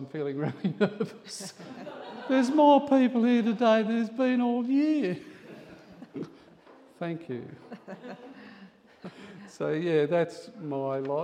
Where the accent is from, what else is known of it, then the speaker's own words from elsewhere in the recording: near Coonabarabran, New South Wales, Australia; also born or lived in Moree; I grew up near Coonabarabran, a little village